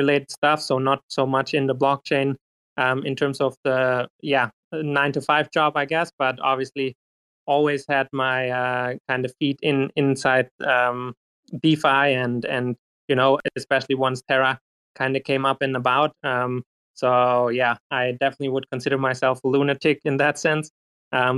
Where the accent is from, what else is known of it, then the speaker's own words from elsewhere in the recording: Germany; I'm located in Germany and I am from Germany